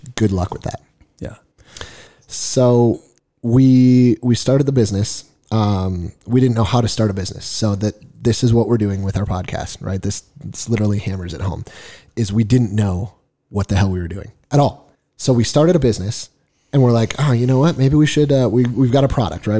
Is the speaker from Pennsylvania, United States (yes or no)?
no; Fergus Falls, Minnesota, United States; moved away as an adult; now in Nevada, United States; I was born and raised in Minnesota. Actually, grew up in a small town called Fergus Falls, Minnesota